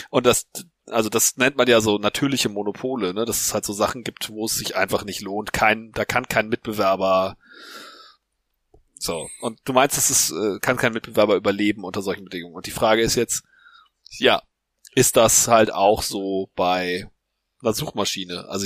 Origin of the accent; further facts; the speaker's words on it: Hamburg, Germany; Wir, wir sind ja Hamburger.